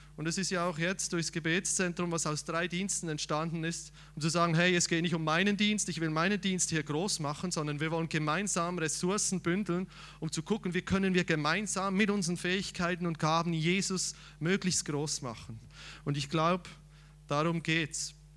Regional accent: Switzerland; ich als Schweizer

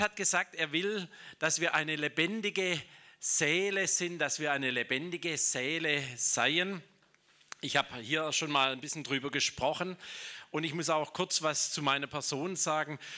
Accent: Schorndorf, Baden-Württemberg, Germany; ich komme aus Schorndorf, das ist urschwäbisch, das ist die Daimlerstadt

